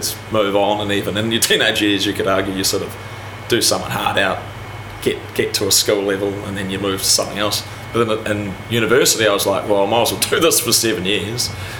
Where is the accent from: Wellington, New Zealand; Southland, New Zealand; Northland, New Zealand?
Wellington, New Zealand; also born or lived in Palmerston North; So I'm Wellington. You're a Wellingtonian? Yeah, Wellington High School, Eastern Suburbs.